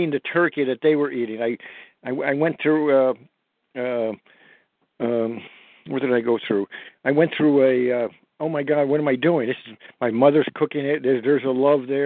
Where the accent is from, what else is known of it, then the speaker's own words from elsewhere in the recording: Newton, Massachusetts, United States; I'm from Newton, Massachusetts